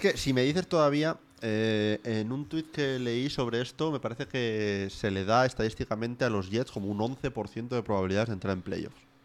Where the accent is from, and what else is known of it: Asturias, Spain; born or raised there; moved away